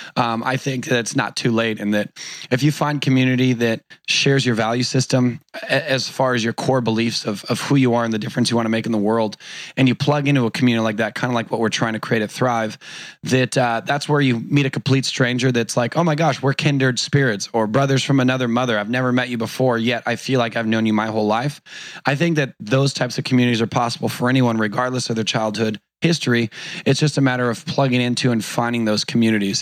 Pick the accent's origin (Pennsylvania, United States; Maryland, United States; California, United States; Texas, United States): California, United States; Newport Beach; Grew up in Orange County, California. I was born in Newport Beach